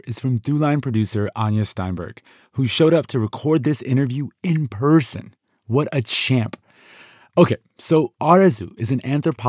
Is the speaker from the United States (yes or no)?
no; Iran; moved away; I was born in Iran and still have many connections there.